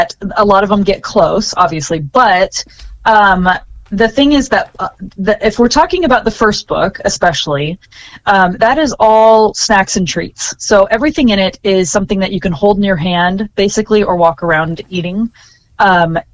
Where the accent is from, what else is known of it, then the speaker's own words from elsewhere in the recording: Anaheim, California, United States; I grew up in Anaheim, California, just minutes from Disneyland